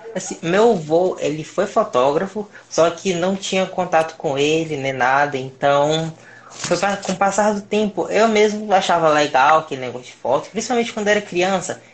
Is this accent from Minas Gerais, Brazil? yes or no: no; Pedro II, Piauí, Brazil; moved away as an adult; now in Teresina, Brazil; eu sou de Pedro II do Piauí, atualmente estou aqui dando meu primeiro passo para ir para o mundo, aqui em Teresina.